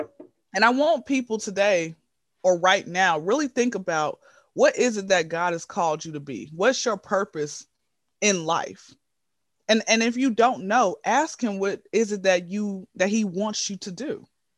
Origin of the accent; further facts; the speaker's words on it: Atlanta, Georgia, United States; So yes, guys, born and raised in Atlanta. Been here since I was zero.